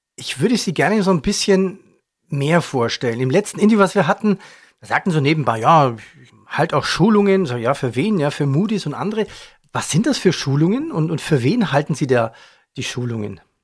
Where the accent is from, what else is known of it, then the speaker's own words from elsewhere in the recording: Germany; Bei uns in Deutschland